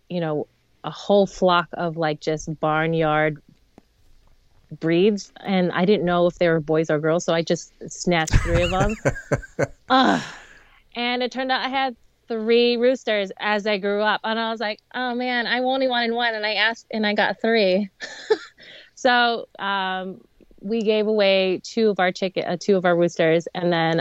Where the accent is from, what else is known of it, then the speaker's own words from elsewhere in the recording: Los Angeles, California, United States; moved away as an adult; now in Bucksport, United States; I was born and raised in Los Angeles, and I moved to Bucksport, Maine about 7 years ago